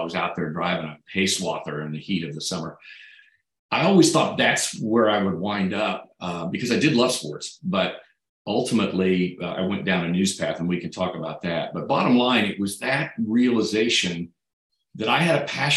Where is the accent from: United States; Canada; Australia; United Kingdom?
United States; Great Bend, Kansas; now in Kansas City, United States; growing up in Great Bend